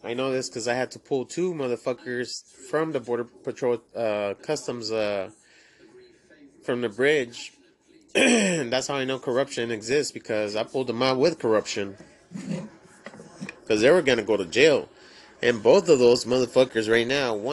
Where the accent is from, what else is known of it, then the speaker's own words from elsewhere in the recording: Laredo, Texas, United States; moved away as an adult; now in San Antonio, United States; I remember when I first moved to San Antonio 17 years ago. They told me, where are you from? And I said, Laredo, Texas.